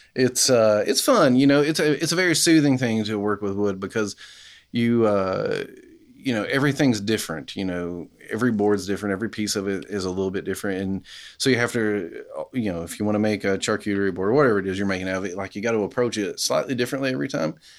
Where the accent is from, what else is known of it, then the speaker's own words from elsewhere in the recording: Kentucky, United States; now in Knoxville, United States; Appalachian kid growing up in Nowheresville, Kentucky